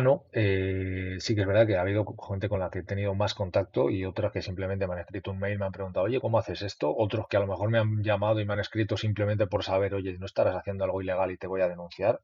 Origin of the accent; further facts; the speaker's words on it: Mayorga, Castile and León, Spain; es un pueblo de Castilla